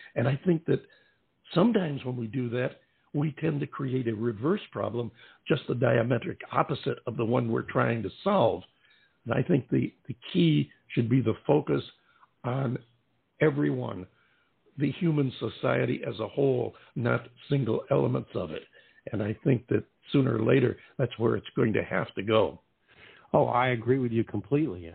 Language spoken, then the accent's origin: English; upstate New York, United States; I'm from upstate myself, not from the city